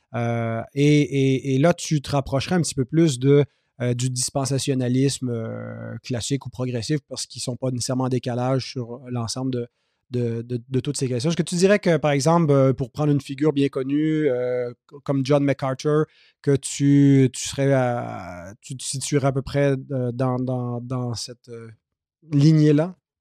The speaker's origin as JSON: {"language": "French", "region": "Quebec", "country": "Canada", "tie": "born or raised there", "said": "j'ai grandi dans l'Église évangélique au Québec"}